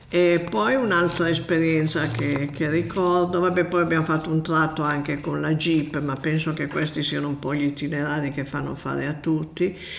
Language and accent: Italian; Borgomanero, Piedmont, Italy; also born or lived in Bolzano Novarese; sono nata a Borgomanero in Piemonte.